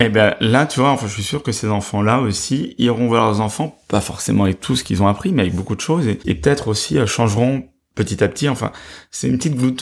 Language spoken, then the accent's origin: French; Brussels, Brussels-Capital Region, Belgium; moved away as an adult; also born or lived in Spain; now in France; Je suis né à Bruxelles